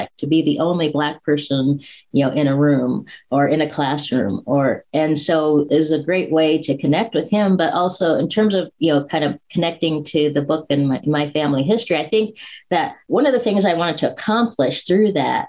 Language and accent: English; Spokane, Washington, United States; I grew up in Spokane, Washington, which is in Eastern Washington